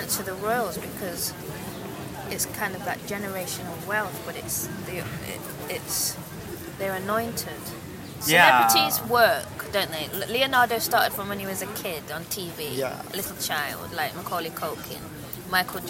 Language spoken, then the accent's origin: English; England, United Kingdom; I'm English, I'm British